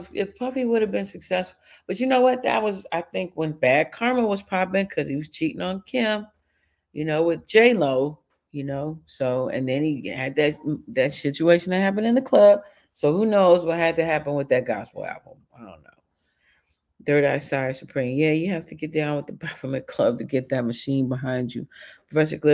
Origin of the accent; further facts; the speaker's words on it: Chicago, Illinois, United States; I grew up in Chicago